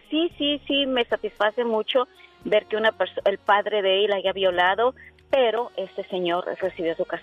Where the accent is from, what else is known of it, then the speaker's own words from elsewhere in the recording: Chilapa, Guerrero, Mexico; also born or lived in Mexico City; now in United States; en mi tierra, donde yo nací, este, en, ese, en ese tiempo, en Chilapa Guerrero